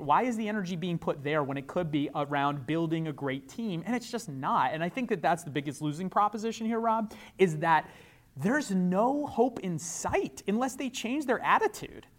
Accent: New York, United States; I'm a New Yorker

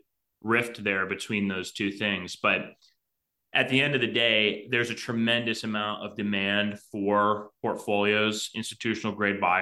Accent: Cleveland, Ohio, United States; growing up in Cleveland, I was about 2 hours drive time from all of these

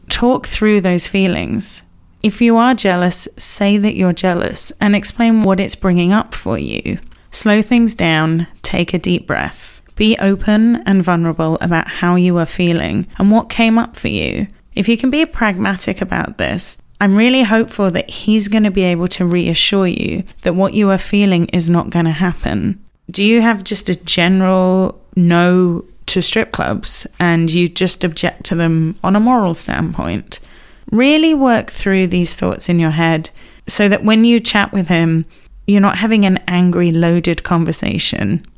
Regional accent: England, United Kingdom; as an English person

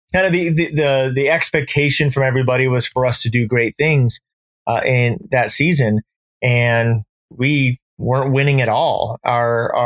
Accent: Orange County, Southern California, United States; also born or lived in Midwest / San Francisco, California; now in Monterey, United States; I grew up in Southern California, joined the military when I was 18

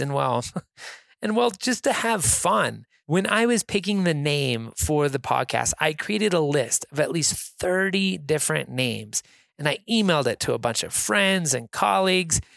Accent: Reno, Nevada, United States; I'm from Reno, Nevada

